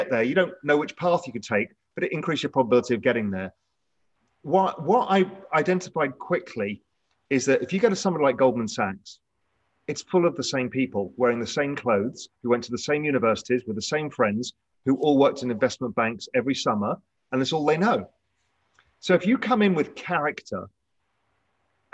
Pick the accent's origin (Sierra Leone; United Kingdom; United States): United Kingdom; I grew up in England, just outside of London